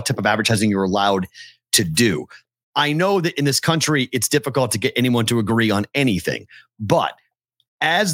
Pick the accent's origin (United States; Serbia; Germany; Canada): United States; Massachusetts; moved away; my home state